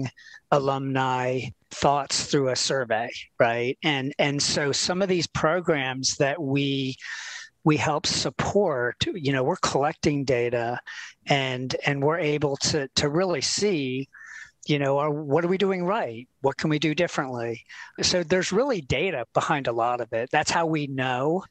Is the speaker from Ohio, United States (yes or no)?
no; Philadelphia, Pennsylvania, United States; moved away; also born or lived in Florida; I am from Philadelphia, Pennsylvania